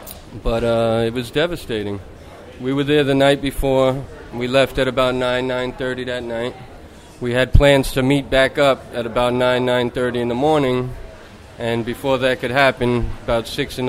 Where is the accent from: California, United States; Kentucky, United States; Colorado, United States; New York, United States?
New York, United States; New Yorker? Yep.